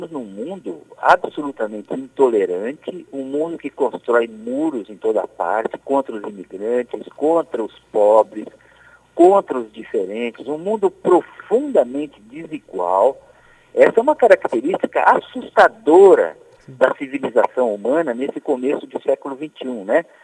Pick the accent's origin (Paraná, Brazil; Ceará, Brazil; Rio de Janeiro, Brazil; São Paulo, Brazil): Paraná, Brazil; eu sou paranaense de nascimento e piauiense de coração.